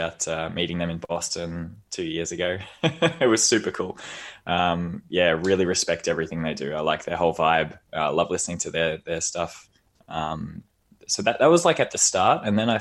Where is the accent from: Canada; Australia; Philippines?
Australia; moved away as an adult; I'm Australian, I'm a bit of a barista